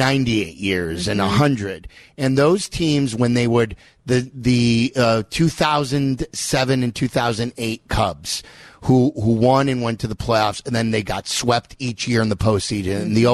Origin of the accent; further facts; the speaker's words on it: Skokie, Illinois, United States; Skokie, my hometown.